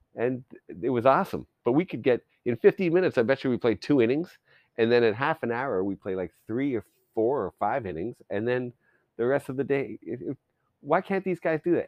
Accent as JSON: {"language": "English", "country": "Canada", "tie": "born or raised there", "said": "I grew up in Canada"}